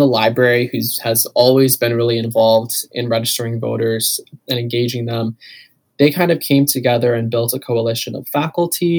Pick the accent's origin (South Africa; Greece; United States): United States; Canal Fulton, Ohio; I'm from Canal Fulton, Ohio, so like 45 minutes south